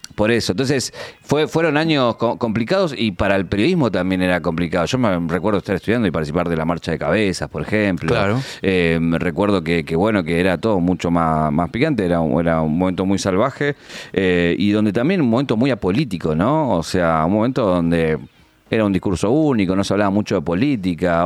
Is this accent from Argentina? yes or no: yes; Isidro Casanova, Buenos Aires Province, Argentina; de un barrio nada humilde de Isidro Casanova y donde fui creciendo, donde hice la primaria en el colegio público, la secundaria en San Justo